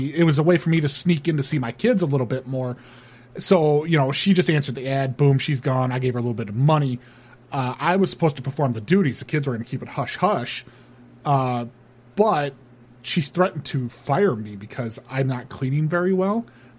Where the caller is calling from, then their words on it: Honolulu, Hawaii, United States; I am calling from the island. I'm over here in Honolulu.